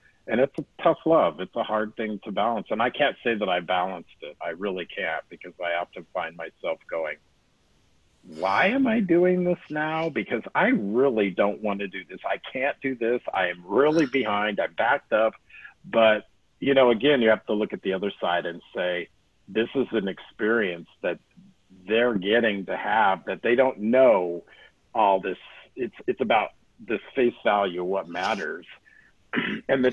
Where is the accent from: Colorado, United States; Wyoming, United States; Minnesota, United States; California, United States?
Wyoming, United States; growing up in Wyoming